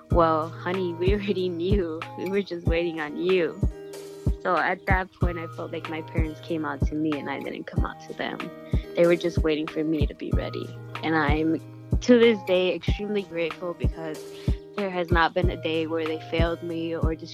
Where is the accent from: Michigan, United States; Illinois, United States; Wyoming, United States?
Illinois, United States; Chicago; I am 17 and I am from Archer Heights.